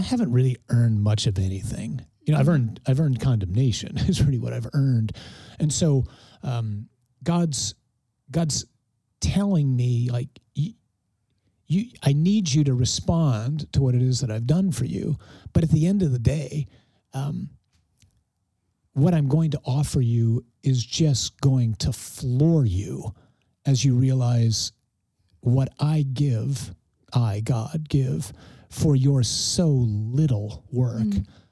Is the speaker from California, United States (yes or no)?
no; Detroit, Michigan, United States; I grew up in Detroit